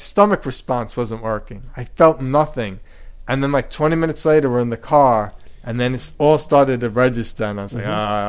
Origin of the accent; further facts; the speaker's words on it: Commack, New York, United States; I'm from Comac. I'm brought up in Comac, but later in life I realized we're saying it wrong. And now I'm from Carmack.